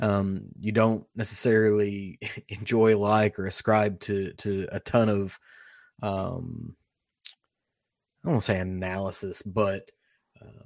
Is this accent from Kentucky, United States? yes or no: yes; Western Kentucky, United States; I'm from Western Kentucky. It's gotta be whiskey. Like, we're whiskey people